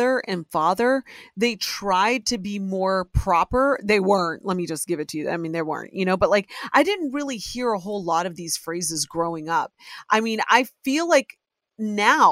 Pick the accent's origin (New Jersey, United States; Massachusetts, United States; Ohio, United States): Ohio, United States; born or raised there